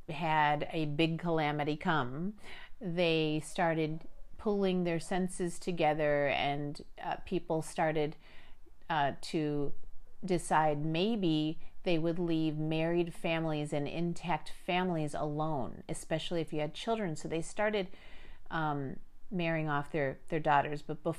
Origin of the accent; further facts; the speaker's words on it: Chicago, Illinois, United States; born there; before I was born in Chicago, Illinois, I had no clue that I was going to be born into a world where I learned that both sets of my grandparents survived the Armenian Genocide